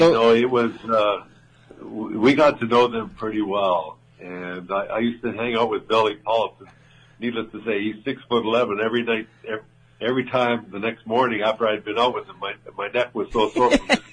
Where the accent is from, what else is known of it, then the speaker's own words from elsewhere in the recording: Alberta, Canada; moved away as an adult; also born or lived in Stockholm, Sweden / Long Island, New York; growing up in Western Canada, everybody plays hockey out there because it's so cold.